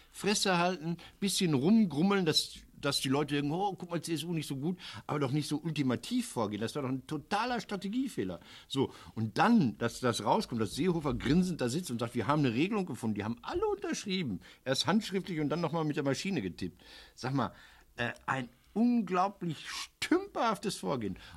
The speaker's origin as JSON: {"language": "German", "town": "Recklinghausen", "region": "North Rhine-Westphalia", "country": "Germany", "said": "Die SPD meiner Heimat, Kreis Recklinghausen, die korrigiert sich auch."}